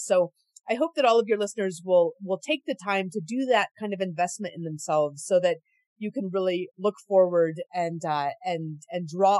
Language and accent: English; Anchorage, Alaska, United States; moved away as an adult; also born or lived in North Carolina; Yeah, I grew up in Anchorage, Alaska. So I am was born at Providence Hospital, and I was there because my dad was an Army JAG attorney that was stationed there.